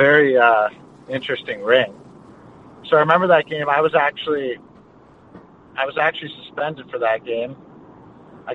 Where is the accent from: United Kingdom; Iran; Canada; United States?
Canada; Westlock, Alberta; also born or lived in Fort Saskatchewan; I was originally born in St. Albert. So I was born there. And then when I was about, I only lived there for about a couple years, and I moved to Fort Saskatchewan. Lived there for a bit, and then moved up north to a small town called Westlock, which is about an hour from Edmonton